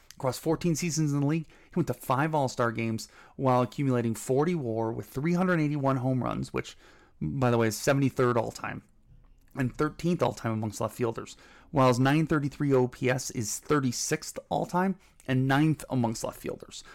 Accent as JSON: {"language": "English", "town": "Cleveland", "region": "Ohio", "country": "United States", "tie": "born or raised there", "said": "growing up in Cleveland in the nineties"}